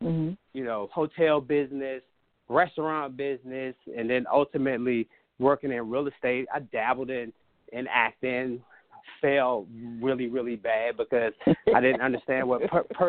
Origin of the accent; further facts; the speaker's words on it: Washington, District of Columbia, United States; grew up in Southeast D.C. and, you know, I just earned my wings growing up in Southeast D.C.